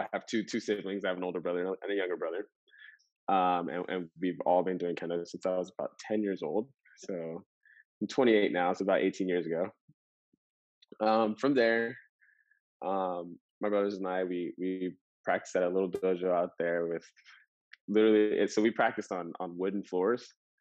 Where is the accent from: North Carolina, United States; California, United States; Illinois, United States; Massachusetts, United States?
California, United States; Fresno; I grew up in a little city called Fresno, California, right in the middle of California